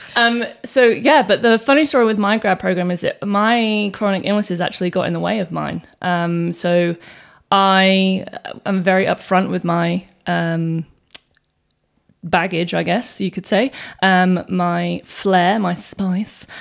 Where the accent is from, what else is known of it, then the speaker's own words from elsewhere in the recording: England, United Kingdom; now in Australia; I was born in England and I came to Australia ten years ago.